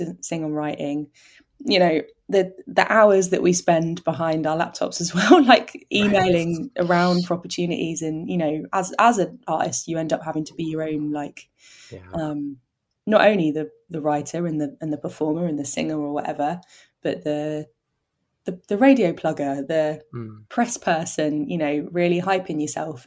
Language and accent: English; Oxford, South East England, United Kingdom; where I grew up in Oxford